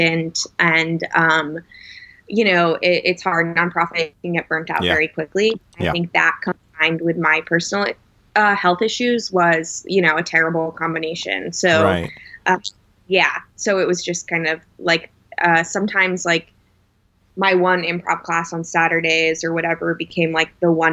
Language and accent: English; Connecticut, United States; moved away as an adult; also born or lived in Indiana; now in New York, United States; I'm from Connecticut originally, but I went to Notre Dame in Indiana for college.